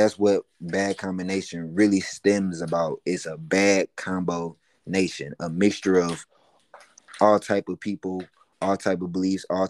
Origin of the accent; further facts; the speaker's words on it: Detroit, Michigan, United States; also born or lived in Atlanta, Georgia; now in Chamblee, United States; I was born in Atlanta, but I was raised half of my life in Detroit